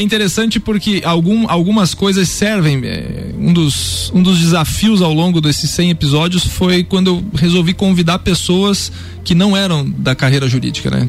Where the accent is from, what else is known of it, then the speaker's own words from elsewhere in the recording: Lages, Santa Catarina, Brazil; eu sou daqui, sou de Laje, meus pais são daqui, família daqui